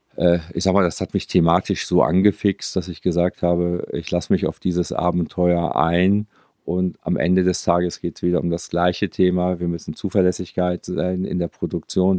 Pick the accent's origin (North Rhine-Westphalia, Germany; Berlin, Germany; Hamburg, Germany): North Rhine-Westphalia, Germany; Münster; Ich bin Münsteraner.